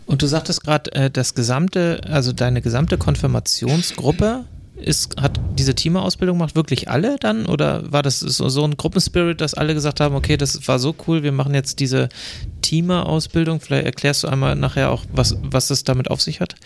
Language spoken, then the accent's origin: German; Glückstadt, Schleswig-Holstein, Germany; aus meiner Heimatgemeinde in Glückstadt an der Elbe